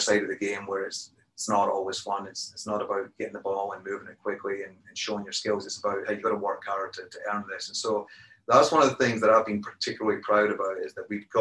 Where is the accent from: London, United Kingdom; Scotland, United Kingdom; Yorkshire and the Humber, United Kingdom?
Scotland, United Kingdom; Perth; moved away; grew up in Scotland